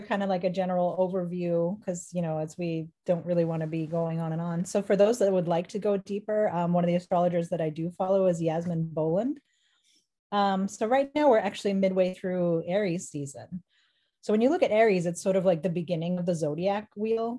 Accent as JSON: {"language": "English", "town": "Boston", "region": "Massachusetts", "country": "United States", "said": "I hail from Boston, Massachusetts"}